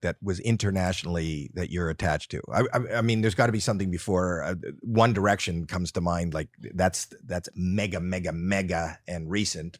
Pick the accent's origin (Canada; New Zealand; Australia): Canada; now in United States; I grew up in Canada